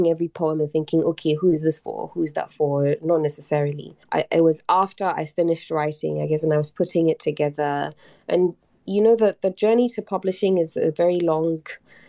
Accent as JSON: {"language": "English", "country": "Ghana", "said": "I talk a lot about my identity as a Black woman, as an artist, as a poet, as a Ghanaian"}